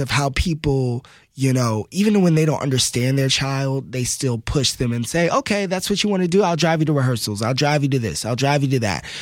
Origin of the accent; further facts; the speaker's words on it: Texas, United States; moved away; also born or lived in New York City; growing up in Texas, which is, you know, football country